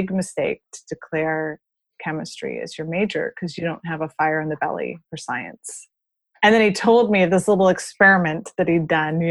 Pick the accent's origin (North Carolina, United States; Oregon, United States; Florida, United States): Florida, United States; moved away as an adult; also born or lived in Colorado Springs; I grew up in Florida